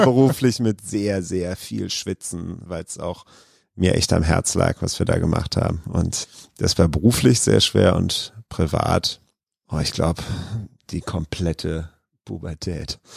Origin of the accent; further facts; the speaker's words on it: Krefeld, North Rhine-Westphalia, Germany; also born or lived in Duisburg; ich bin in Duisburg geboren, aber das ist nur, weil da die beste Geburtenklinik zu der Zeit war und ich bin in Krefeld aufgewachsen